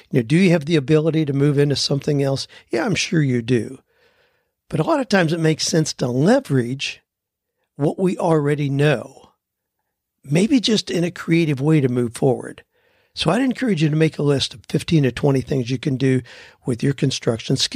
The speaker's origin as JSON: {"language": "English", "town": "Lancaster", "region": "Pennsylvania", "country": "United States", "tie": "born or raised there", "lives_now": "Nashville, United States", "said": "I recently moved to Nashville. Two years ago, I started pursuing a home inspection business. I was raised Amish in Lancaster, Pennsylvania, have about 18 years of construction background."}